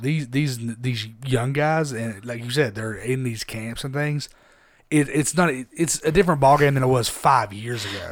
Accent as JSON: {"language": "English", "town": "Harriman", "region": "Tennessee", "country": "United States", "said": "I'm from Harriman. I'm from a small town."}